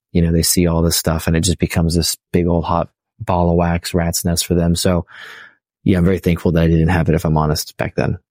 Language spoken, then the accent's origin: English; California, United States; also born or lived in San Diego; I'm from California